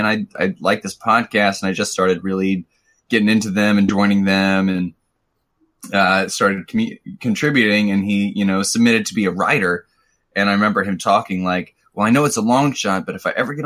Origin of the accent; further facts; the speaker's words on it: Missouri, United States; I'm from Missouri.